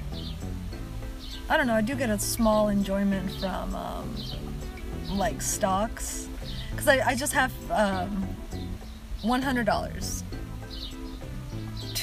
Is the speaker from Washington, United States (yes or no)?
yes; Seattle, Washington, United States; first language Spanish; English is a second language; also born or lived in Mexico; I grew up in the Seattle area